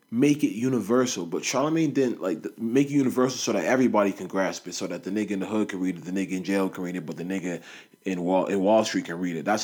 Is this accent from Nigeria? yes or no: yes; Nigeria; I'm Nigerian my mom's Nigerian, like my whole family's Nigerian, both sides